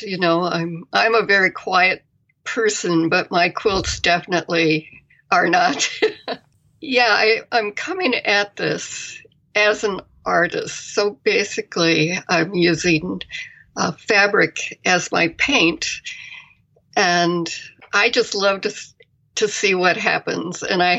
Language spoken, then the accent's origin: English; Ames, Iowa, United States; I grew up in Iowa. Okay. In a college town.